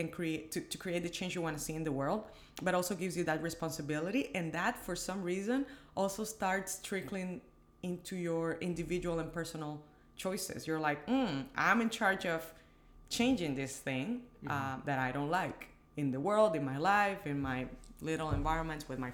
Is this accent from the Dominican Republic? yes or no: yes; Dominican Republic; moved away as an adult; also born or lived in Washington, D.C.; I was born in the Dominican Republic, born and raised